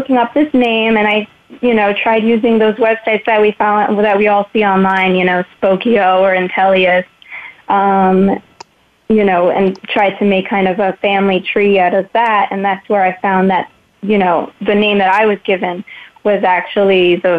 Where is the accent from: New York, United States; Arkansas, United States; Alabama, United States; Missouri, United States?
New York, United States; moved away; also born or lived in France; I grew up in New York and later relocated to France for a few years.